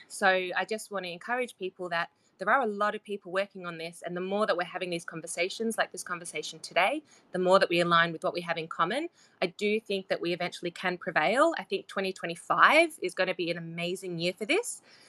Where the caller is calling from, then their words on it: Australia; I'm calling in from Australia as well.